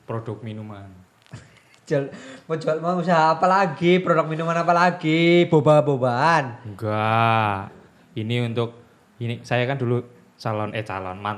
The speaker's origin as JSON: {"language": "Indonesian", "region": "Jakarta", "country": "Indonesia", "said": "Saya ikut, meskipun saya orang Jakarta."}